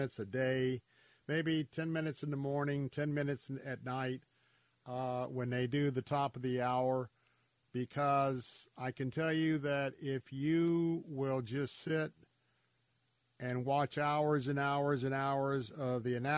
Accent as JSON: {"language": "English", "town": "Tampa", "region": "Florida", "country": "United States", "tie": "born or raised there", "said": "I'm a native Tampanian, born and raised in Tampa"}